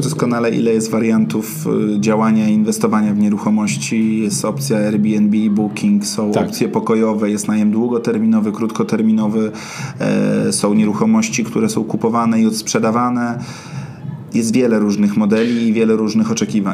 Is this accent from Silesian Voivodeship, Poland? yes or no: no; Warsaw, Masovian Voivodeship, Poland; jestem z Ochoty i większość e, czasu swojego w pracy zajmuje mi praca na Ochocie